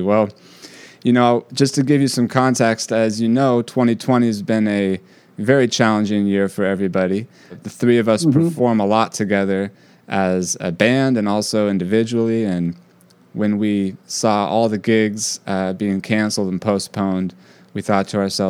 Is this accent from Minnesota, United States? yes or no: no; California, United States; now in New York, United States; I came from California to New York, specifically to NYU, to try to get to hang and study with you, John.